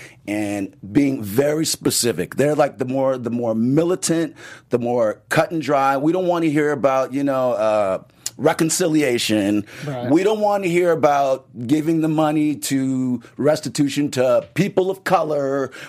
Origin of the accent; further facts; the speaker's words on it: Los Angeles, California, United States; Born and raised in L.A., city boy.